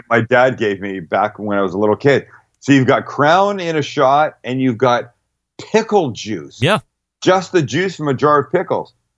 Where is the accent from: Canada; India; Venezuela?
Canada; British Columbia; moved away; I'm from Canada, and where the province of British Columbia, where I'm from